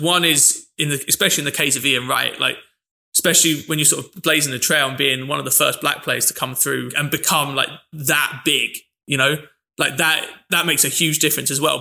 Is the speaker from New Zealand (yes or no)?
no; London, United Kingdom; I mentioned my dad's from Manchester, but I grew up in London.